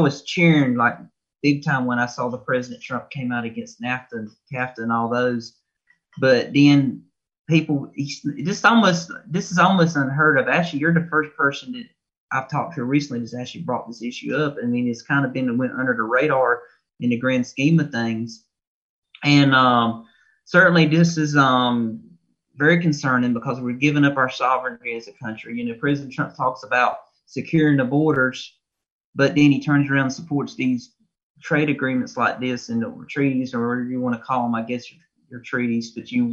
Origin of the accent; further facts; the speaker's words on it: Eastern North Carolina, United States; I'm from Eastern North Carolina